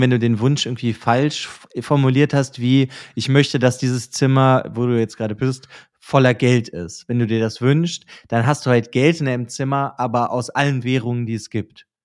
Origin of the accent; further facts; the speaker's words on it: Germany; bei uns in Deutschland